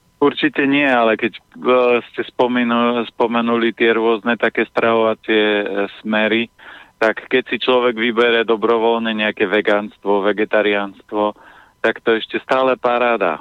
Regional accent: Orava, Žilina Region, Slovakia; ja pochádzam z Oravy, z piatich detí

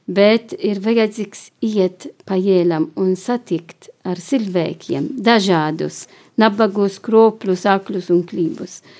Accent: Malta; now in Latvia; Es esmu no Maltas

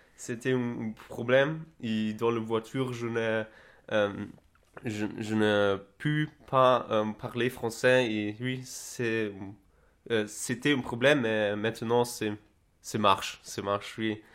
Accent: Berlin, Germany; French is a second language; je suis d'Allemagne, de Berlin. Je viens de Berlin

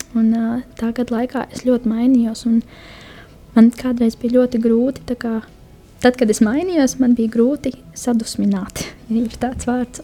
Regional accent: Kuldīga, Kurzeme, Latvia; moved away as an adult; now in Jelgava, Latvia; oriģināls nāk no Kuldīgas, bet šobrīd uh, pēdējo pusotru gadu, divus gadus dzīvoju jau Jāgavā

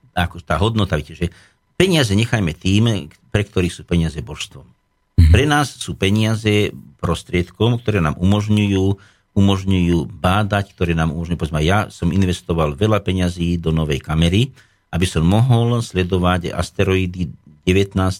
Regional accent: Nemčiňany, Nitra Region, Slovakia; Moja rodná obec je Nemčinany alebo čas Rožnica, kedy si bola Rožnica, to bola ozaj dedinka v údolí, kde teda líšky dávali dobrú noc, kde som ako malý chlapec som pásol húsky, kravičky.

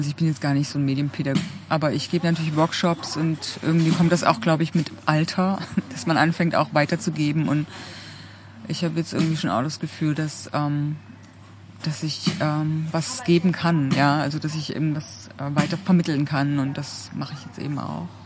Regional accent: Germany; also born or lived in Ebersbach; ja, also ich bin geboren in der Lausitz. Wie lustig.

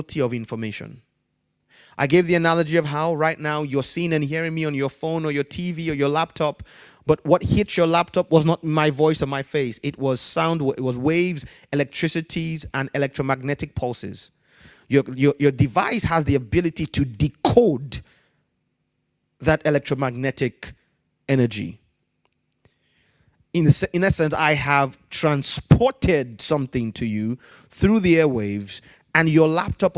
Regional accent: Ibadan, Oyo, Nigeria; also born or lived in Ijebu Igbo, Nigeria; I was born in a city called Ibadan.

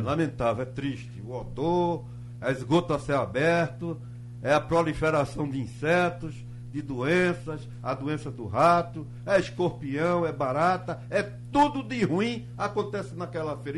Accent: Quiriá, Pernambuco, Brazil; eu, como sou nascido em Quiriá, ah, tenho mais de 50 anos morando lá

